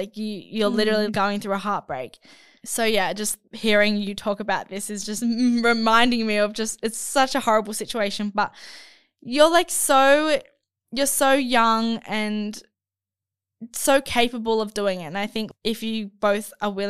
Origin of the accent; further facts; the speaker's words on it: Spain; I cannot be more heartbroken since I'm from Spain and he's from South Korea, which is a huge distance.